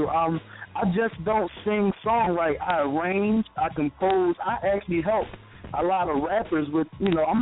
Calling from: Philadelphia, Pennsylvania, United States; I'm calling from Philly.

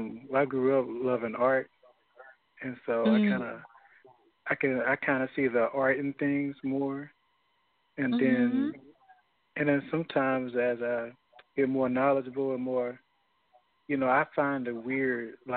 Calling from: Houston, Texas, United States; I'm calling from Houston.

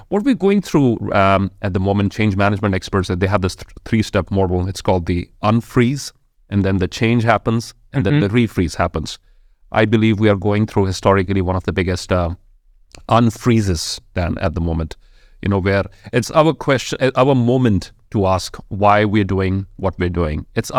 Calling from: Jalandhar, Punjab, India; I am joining from Jalandhar in the northern state of India called Punjab.

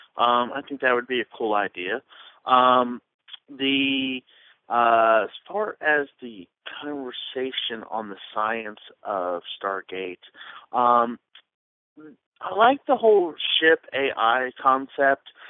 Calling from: Jacksonville, Florida, United States; I'm calling from Jacksonville, Florida

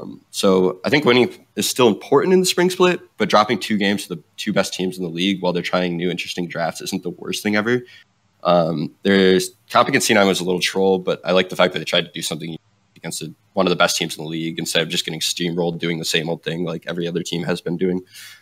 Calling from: Grand Rapids, Michigan, United States; also born or lived in Germany; I'm calling from Michigan, no longer in Germany.

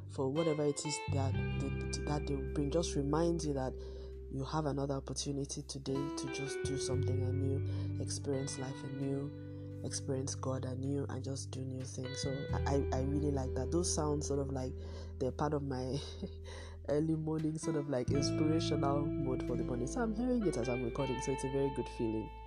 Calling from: Lagos, Nigeria; I am recording from Lagos, Nigeria.

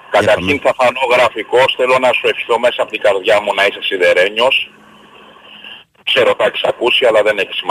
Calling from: Nea Perama, Greece; είμαι από Νέα Πέραμα, έτσι.

